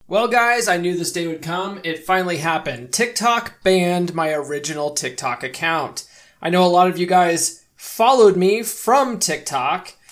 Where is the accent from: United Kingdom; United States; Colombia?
United States; Colorado; moved away as an adult; also born or lived in California; I grew up in Colorado. That's where I am